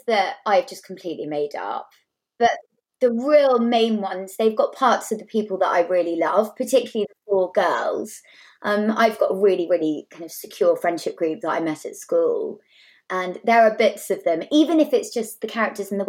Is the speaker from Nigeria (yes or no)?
no; South Devon, South West England, United Kingdom; I grew up in South Devon